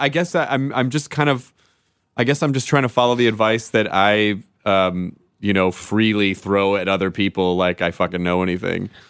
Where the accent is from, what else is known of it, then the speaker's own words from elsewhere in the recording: the South, United States; moved away; growing up in the South